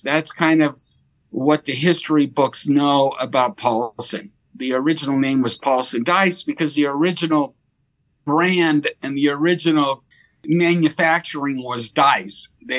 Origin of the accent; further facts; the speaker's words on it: Monterey Park, California, United States; born there; I was born in Monterey Park. My father's actually born in Pennsylvania and then moved.